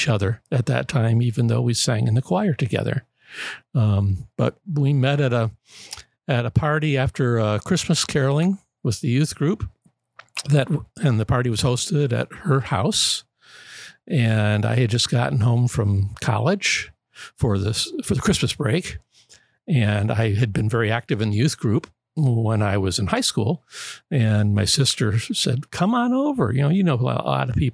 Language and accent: English; Birmingham, Michigan, United States; when I was 2 months old, I was baptized right there